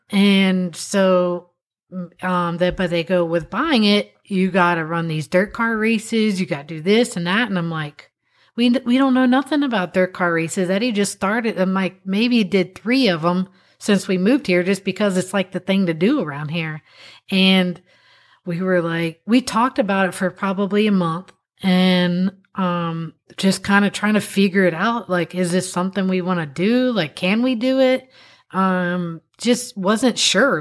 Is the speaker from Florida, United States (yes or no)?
yes; Florida, United States; we're from Florida